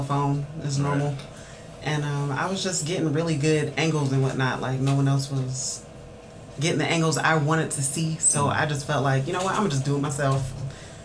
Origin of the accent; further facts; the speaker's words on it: Columbus, Georgia, United States; I'm from Columbus, Georgia.